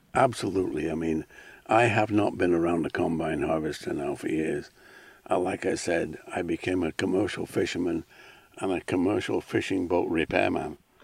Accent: Isle of Man; moved away as an adult; also born or lived in Alaska; I grew up on a Manx farm

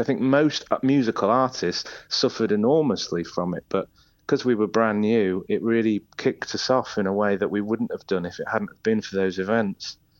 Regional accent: Isle of Man; moved away as an adult; now in Leeds, United Kingdom; I say the Isle of Man. It, that, that's where I spent, you know, my childhood and young, young adulthood

